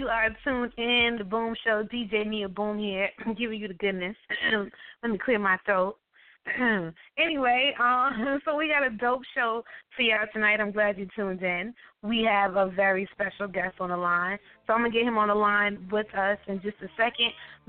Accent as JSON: {"language": "English", "region": "West Coast", "country": "United States", "moved": "yes", "lives_now": "New York, United States", "said": "I'm originally from the West Coast"}